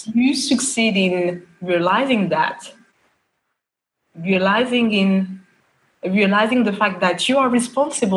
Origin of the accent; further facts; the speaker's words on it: Paris, Île-de-France, France; moved away as an adult; now in Bahrain; I am a French qualified lawyer and a French citizen, born and raised in France, in Paris. And I've been living in Bahrain for almost 5 years now.